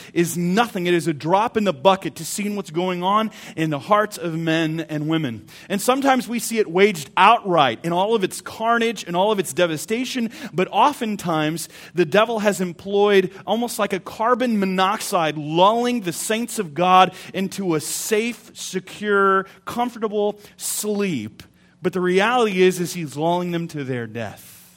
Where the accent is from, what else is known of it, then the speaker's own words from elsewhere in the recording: United States; we're American